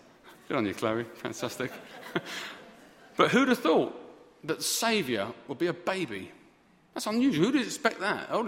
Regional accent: United Kingdom; We're always fine as British people

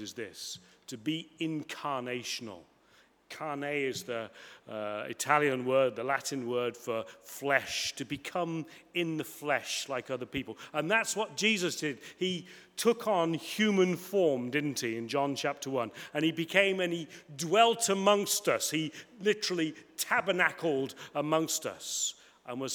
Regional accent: Coventry, West Midlands, United Kingdom; moved away as an adult; also born or lived in United States / France; I grew up in Coventry, in the Midlands

